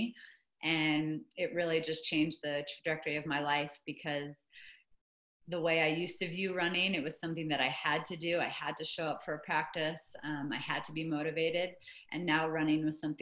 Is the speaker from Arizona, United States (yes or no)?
yes; Phoenix, Arizona, United States; also born or lived in Manhattan, New York / Greensboro, North Carolina; I ended up spending the next basically 11 years of my childhood growing up in Phoenix